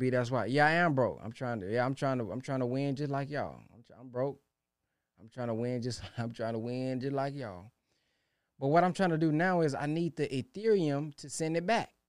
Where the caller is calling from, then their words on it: Baton Rouge, Louisiana, United States; I'm calling from Baton Rouge, Louisiana.